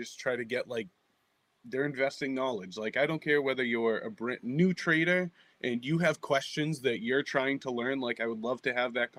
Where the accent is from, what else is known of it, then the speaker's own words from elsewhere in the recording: Everett, Massachusetts, United States; Born and raised in Boston, in Everett, just outside of Boston